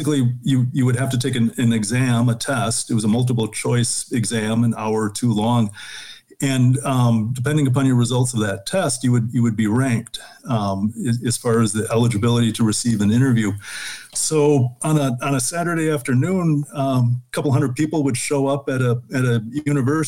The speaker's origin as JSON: {"language": "English", "town": "Mequon", "region": "Wisconsin", "country": "United States", "tie": "born or raised there", "said": "I grew up in Southeast Wisconsin, north of Milwaukee in a city, Mequon"}